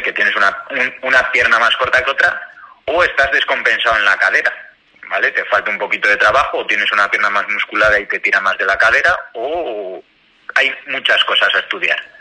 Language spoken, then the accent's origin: Spanish; León, Castile and León, Spain; yo soy de León y en León tenemos una tienda referencia